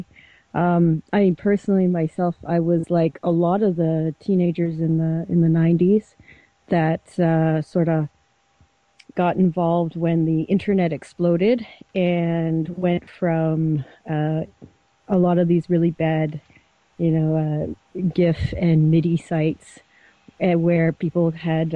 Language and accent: English; Ontario, Canada; now in British Columbia, Canada; eventually moved across Canada and came all the way over to BC because I'm originally from Ontario.